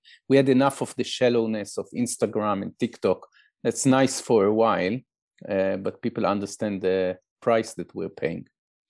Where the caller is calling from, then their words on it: Israel; we can speak now, you speaking from France and I'm speaking from Israel.